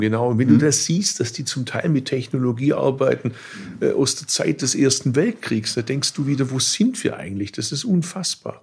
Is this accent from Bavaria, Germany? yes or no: no; Swabia, Baden-Württemberg, Germany; Als Schwabe